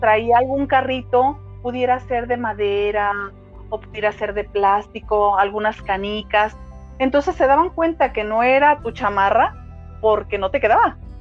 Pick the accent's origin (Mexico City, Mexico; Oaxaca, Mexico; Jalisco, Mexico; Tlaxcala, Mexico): Jalisco, Mexico; Guadalajara; Nací aquí en Guadalajara, Jalisco